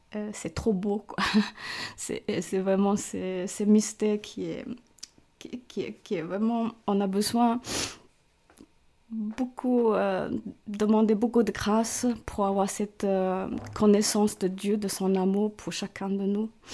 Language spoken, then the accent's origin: French; Hong Kong; French is a second language; moved away as an adult; also born or lived in China; now in Montreux, Switzerland; mes parents et tous mes frères et sœurs, nous, avons euh, immigré à Hong Kong pour rejoindre nos grands-parents